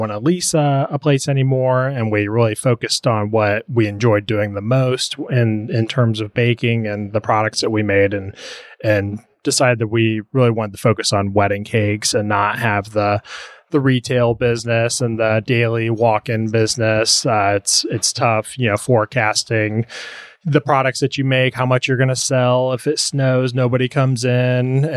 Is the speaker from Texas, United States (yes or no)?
no; Indiana, United States; moved away as an adult; now in Lexington, United States; we settled in Lexington, Kentucky, because I'm from Indiana